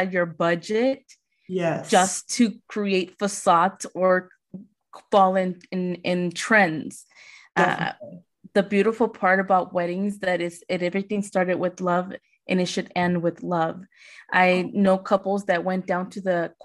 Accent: Las Vegas, Nevada, United States; I'm from Vegas

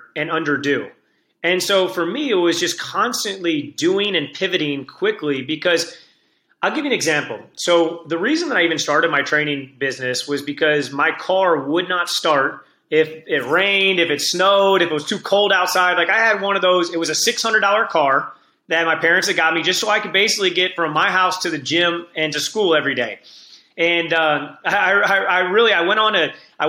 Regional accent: St. Louis, Missouri, United States; I'm from St. Louis. We have all the seasons

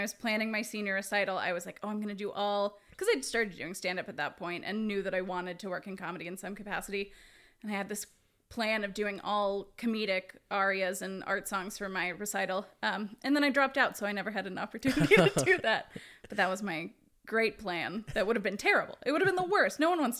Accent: Houston, Texas, United States; moved away as an adult; now in Los Angeles, United States; Houston, Texas.

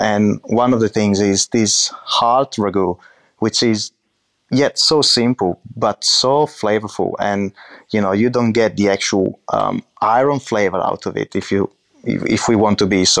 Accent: Medolla, Emilia-Romagna, Italy; So I grew up in Medola, which is a really small town about 30 minutes from Modena and 30 minutes from Bologna. It's a really, how can I say, countryside kind of town.

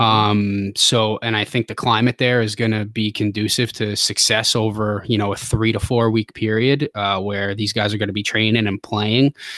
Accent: Long Island, New York, United States; moved away as an adult; also born or lived in Midwest / Tennessee / Defiance, Ohio; now in Ohio, United States; I'm originally from Long Island, New York, born and raised

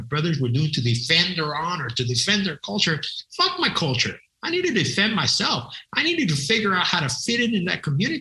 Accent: San Antonio, Texas, United States; moved away as an adult; also born or lived in The Woodlands, Texas; we moved to San Antonio, Texas, which was a heavily military town

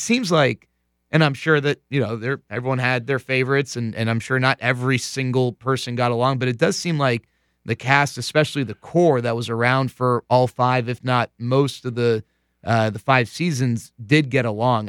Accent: Texas, United States; growing up in Texas

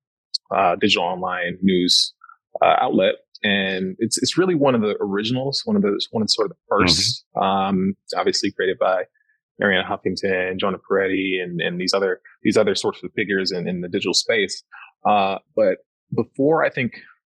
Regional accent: Detroit, Michigan, United States; growing up in Detroit

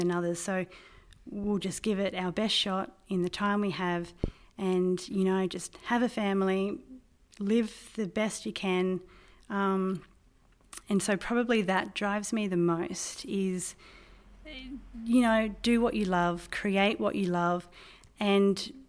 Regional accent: Crookwell area, New South Wales, Australia; also born or lived in Deniliquin, New South Wales / Hay, New South Wales; I was born in Deniliquin, and we lived on a farm at Berubin between Hay and Deniliquin. And I started school at Hay. And then my family moved about 30 kilometres west of Crookwell

